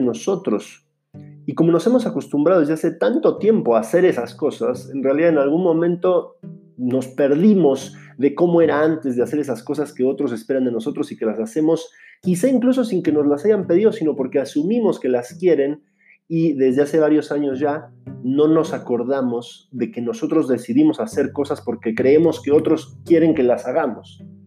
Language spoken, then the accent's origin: Spanish; Mexico; moved away as an adult; also born or lived in Finland / Buenos Aires, Argentina; como mexicano puedo decir que sé lo que es ser un estudiante en el extranjero o un migrante